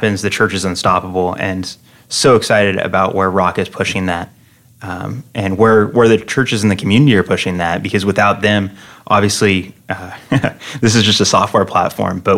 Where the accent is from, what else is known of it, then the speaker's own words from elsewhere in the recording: Fresno, California, United States; moved away as an adult; now in Phoenix, United States; I'm from Fresno, California, which is in the heart of California's Central Valley